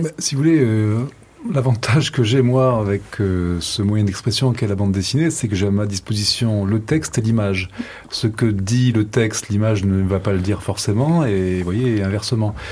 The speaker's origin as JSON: {"language": "French", "town": "Nice", "region": "Provence-Alpes-Côte d'Azur", "country": "France", "tie": "born or raised there", "also_born_or_lived": "Algiers, Algeria", "said": "j'ai passé toute mon enfance à Nice"}